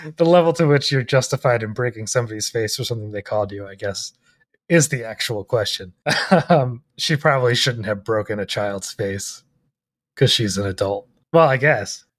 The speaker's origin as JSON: {"language": "English", "country": "United States", "said": "I'm ethnically Irish, I'm an American"}